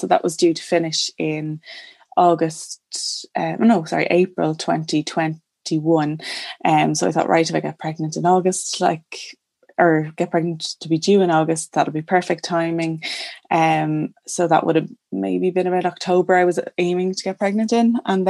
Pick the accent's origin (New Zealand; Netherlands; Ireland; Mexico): Ireland; Lucan, Leinster; now in Naas, Ireland; we live in Naas and have done for the last 5 or 6 years. I'm from Lucan originally, but Naas I think for life now at this stage.